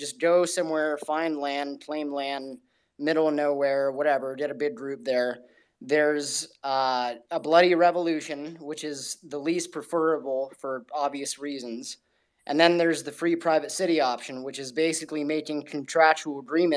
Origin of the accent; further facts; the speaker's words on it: Los Angeles, California, United States; I'm from Los Angeles